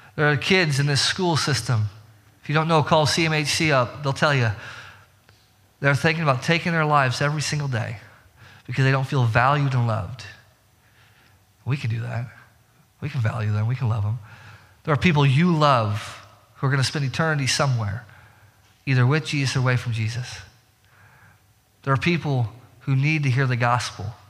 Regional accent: Indiana, United States; we're from, you know, we're from Indiana.

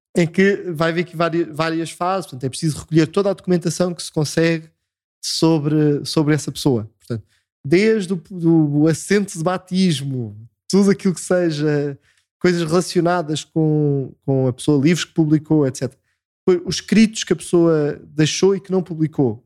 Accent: Belas, Lisbon, Portugal; moved away as an adult; now in Óbidos, Portugal; sou natural de Belas, uh, no Conselho de Sintra.

